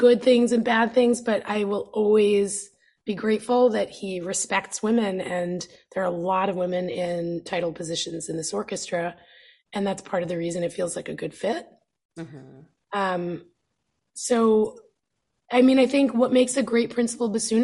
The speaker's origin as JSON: {"language": "English", "region": "New York", "country": "United States", "tie": "born or raised there", "moved": "yes", "said": "growing up in New York"}